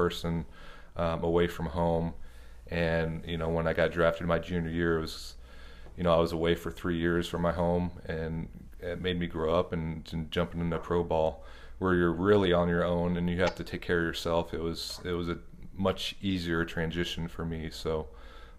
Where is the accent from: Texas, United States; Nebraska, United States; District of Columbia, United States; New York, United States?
Nebraska, United States; Lincoln; I grew up in Lincoln, Nebraska.